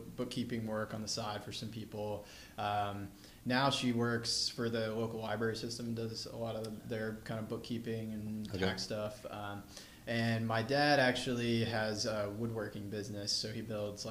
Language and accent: English; Independence, Virginia, United States; moved away as an adult; also born or lived in Ithaca, New York; I was born in a small town in southwestern Virginia. It's called Independence